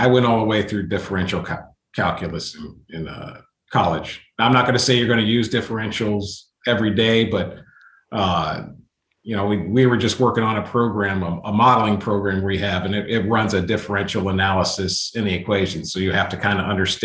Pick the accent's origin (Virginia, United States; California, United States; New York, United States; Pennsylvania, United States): Pennsylvania, United States; Western; I grew up in Western Pennsylvania